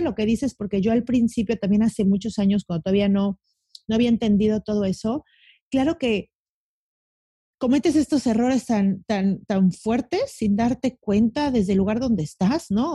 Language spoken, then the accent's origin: Spanish; Mexico City, Mexico; now in Cancún, Mexico; Yo soy de la Ciudad de México, me, cambié a Cancún.